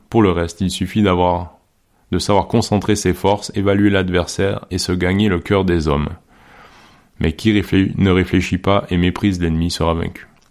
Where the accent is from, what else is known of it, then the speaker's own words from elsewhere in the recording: Quebec, Canada; j'ai grandi au Québec